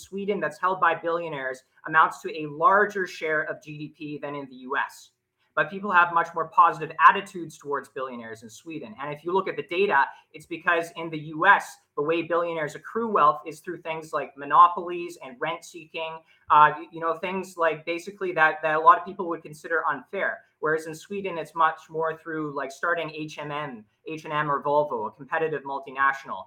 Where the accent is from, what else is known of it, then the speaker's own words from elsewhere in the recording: Canada; I'm actually Canadian